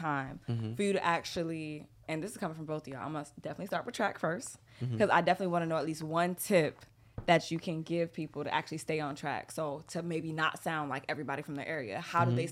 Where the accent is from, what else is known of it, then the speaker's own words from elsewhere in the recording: Broward County, Florida, United States; I'm from Broward